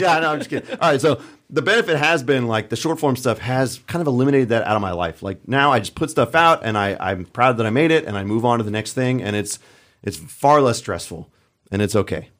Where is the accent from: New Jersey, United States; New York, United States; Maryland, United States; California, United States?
California, United States; moved away as an adult; also born or lived in Colorado; I originally grew up in California